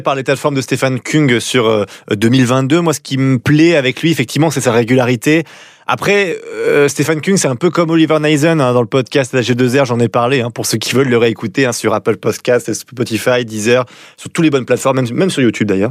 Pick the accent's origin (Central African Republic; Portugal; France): France; en tant que Français